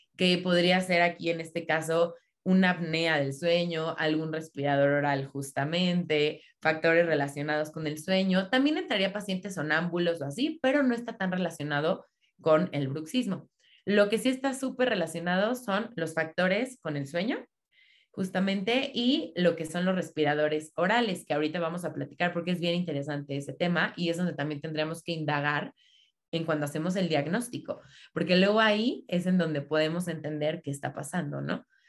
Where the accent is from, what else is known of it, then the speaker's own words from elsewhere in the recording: State of Mexico, Mexico; yo soy aquí del Estado de México